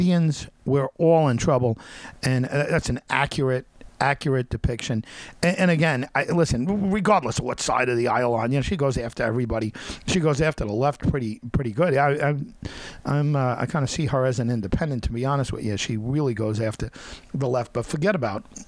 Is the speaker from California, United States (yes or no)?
no; Long Island, New York, United States; I grew up on Long Island